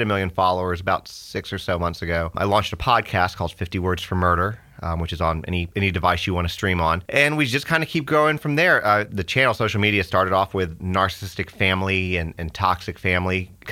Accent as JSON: {"language": "English", "town": "Atlanta", "region": "Georgia", "country": "United States", "tie": "born or raised there", "also_born_or_lived": "Texas / San Antonio, Texas", "moved": "yes", "lives_now": "Sumner County, Tennessee, United States", "said": "I grew up mostly in Georgia in the Atlanta area."}